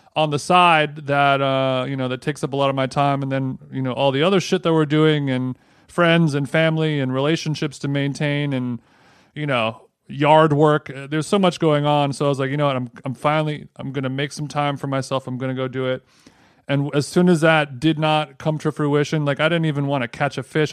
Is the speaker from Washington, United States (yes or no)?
no; Orange County, California, United States; growing up in Orange County, I spent a lot of my time down at the old fishing hole